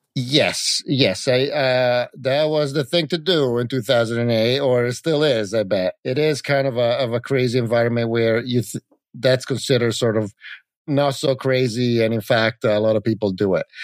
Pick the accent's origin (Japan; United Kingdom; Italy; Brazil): Italy; moved away as an adult; also born or lived in California; I grew up in Italy, and I moved to California to go to Silicon Valley